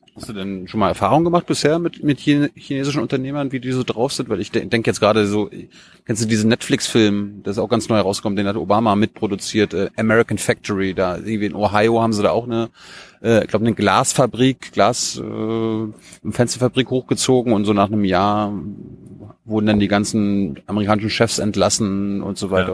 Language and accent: German; Mecklenburg-Vorpommern, Germany; Ich komme aus MacPom